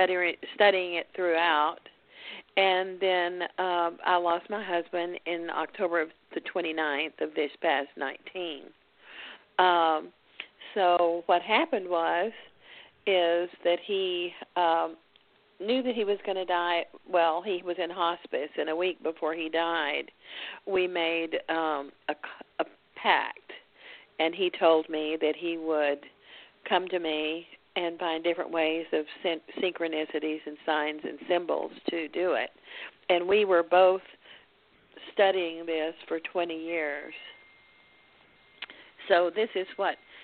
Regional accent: Dallas, Texas, United States; I'm from Dallas

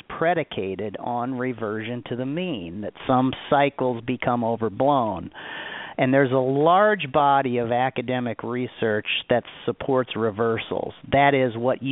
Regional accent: Omaha, Nebraska, United States; I grew up in Omaha, Nebraska

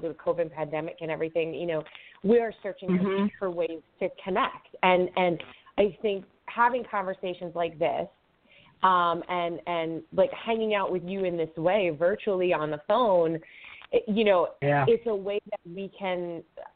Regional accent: Long Island, New York, United States; moved away as an adult; now in New Hampshire, United States; I was born and raised on Long Island

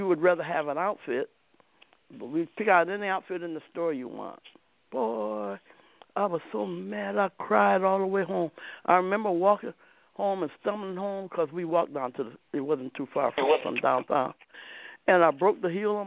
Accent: Akron, Ohio, United States; right in my hometown. This guy named Booker Brooks on Howard Street in Akron.

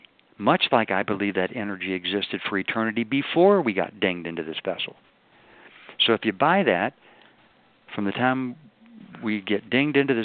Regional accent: the South, United States; I'm from the South

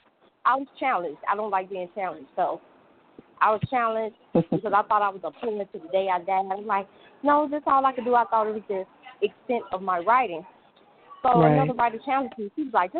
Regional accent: Chicago, Illinois, United States; I'm from Chicago

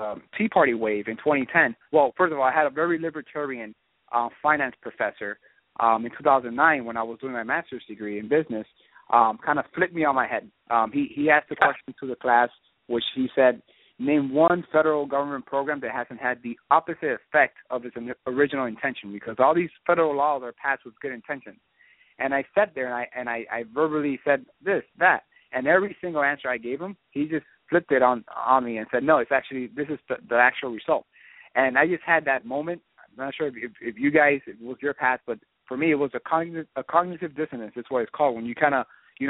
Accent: Miami, Florida, United States; also born or lived in Puerto Rico; I was born in Puerto Rico. I grew up in Miami.

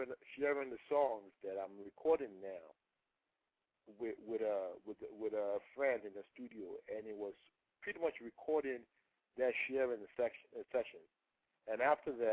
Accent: Nigeria; first language Yoruba; English is a second language; moved away; I was growing up in Nigeria

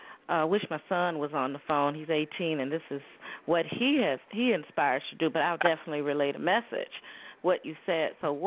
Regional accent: Chicago, Illinois, United States; I'm from Chicago.

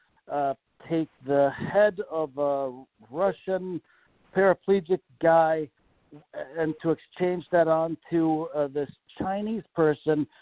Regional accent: Malmö, Skåne, Sweden; now in United States; I am from Malmo, Sweden, which is the southern tip of Sweden that's attached to Denmark, Copenhagen.

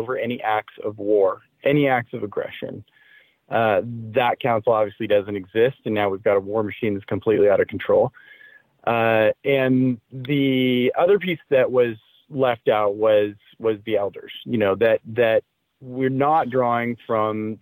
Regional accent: Indiana, United States; I grew up in the Midwest, you know, in Indiana during the 70s and 80s was when I was in school

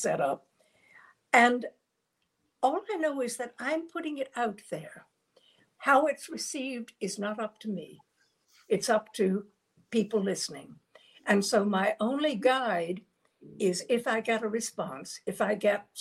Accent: Virginia, United States; now in New York, United States; I'm from Virginia

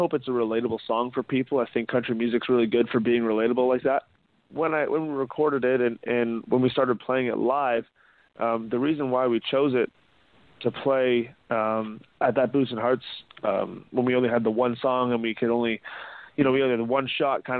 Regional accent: Ajax, Ontario, Canada; I'm from Ajax

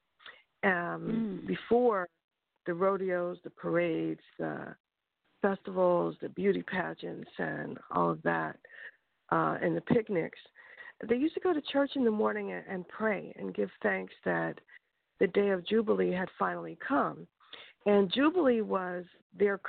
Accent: Philadelphia, Pennsylvania, United States; moved away; I'm from Philadelphia, Pennsylvania, and they don't have Juneteenth there when I was growing up

